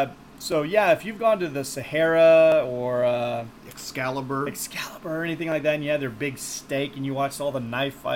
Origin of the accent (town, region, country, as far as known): Texas, United States